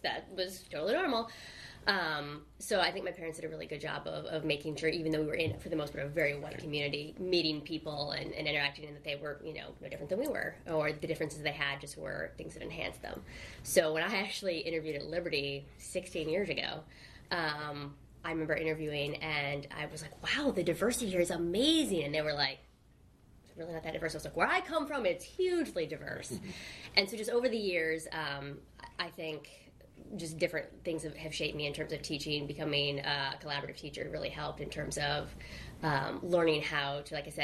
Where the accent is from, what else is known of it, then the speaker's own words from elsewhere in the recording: Midland, Michigan, United States; I grew up in Midland, Michigan